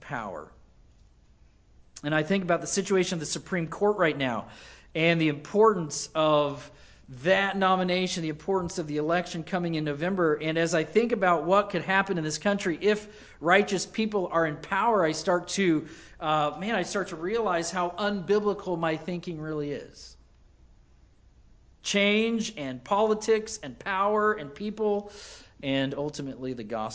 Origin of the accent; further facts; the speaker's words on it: United States; as an American